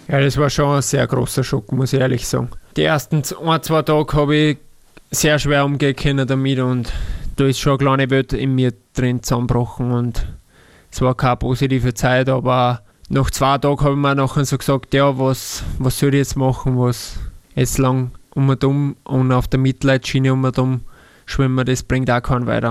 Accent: Salzburg, Austria; moved away as an adult; now in Linz, Austria; weil ich in der Nähe bin auch noch von Salzburg und immer wieder heimfahre

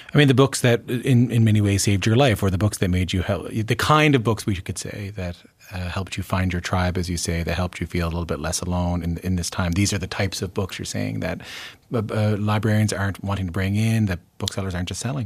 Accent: Newfoundland and Labrador, Canada; moved away; growing up in Newfoundland

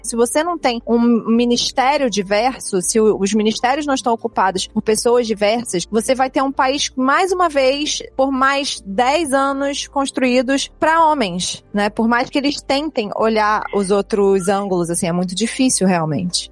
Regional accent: Rio de Janeiro, Brazil; eu sou do Rio

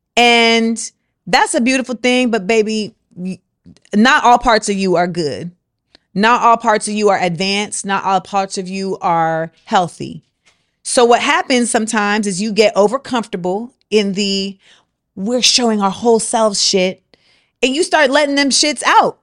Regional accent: Orlando, Florida, United States; moved away; also born or lived in New York; what I grew up around in Orlando

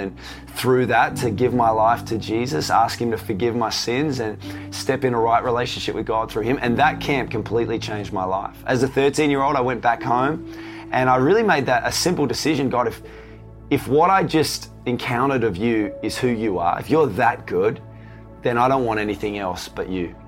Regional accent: Tasmania, Australia; So, I grew up in Tasmania. So, for those of you not from Australia, Tasmania is uh, the little island down the, the south of Australia.

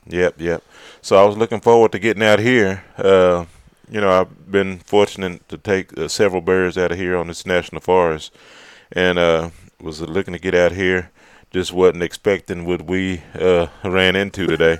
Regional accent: Fort Worth, Texas, United States; also born or lived in Malakoff, Texas; I was growing up in Fort Worth

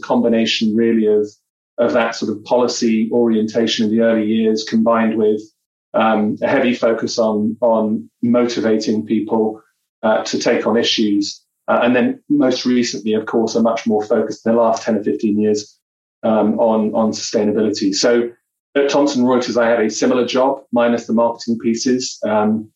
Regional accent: London, United Kingdom; also born or lived in Seattle; now in Toronto, Canada; Southeast London where I grew up.

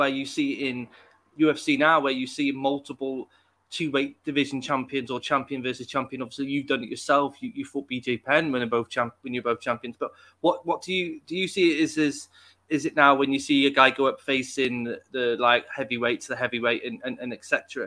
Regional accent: Wales, United Kingdom; I'm from a little country in the UK called Wales

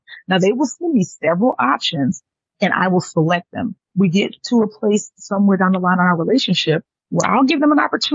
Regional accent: Atlanta, Georgia, United States; also born or lived in New York; my father, who we migrated from New York to Atlanta because he didn't want to raise two girls in the city

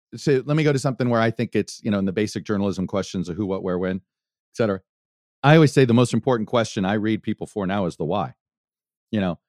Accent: Miami, Florida, United States; my hometown team

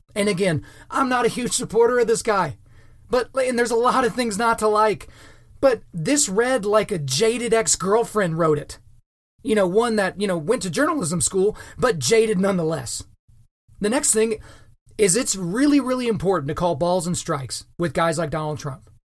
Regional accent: United States; as an American

